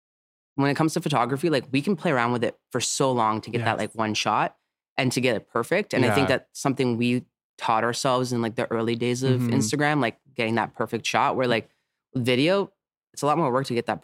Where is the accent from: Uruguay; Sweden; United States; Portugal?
Portugal; Azores; moved away; I'm originally from Portugal.